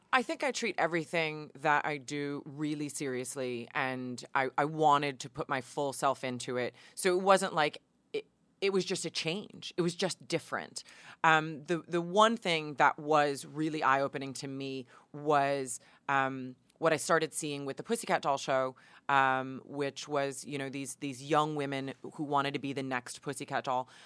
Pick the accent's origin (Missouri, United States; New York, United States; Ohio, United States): New York, United States; Hudson Valley; moved away as an adult; now in Los Angeles, United States; I grew up in the Hudson Valley